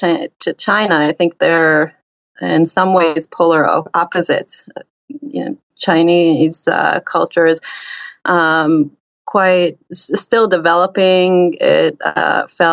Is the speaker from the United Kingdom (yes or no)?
no; Israel; I'm from Israel